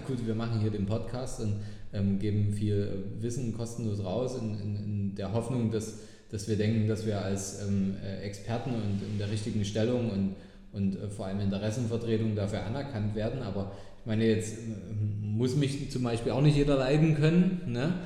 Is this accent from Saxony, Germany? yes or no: yes; Dresden, Saxony, Germany; hier in meiner Heimatstadt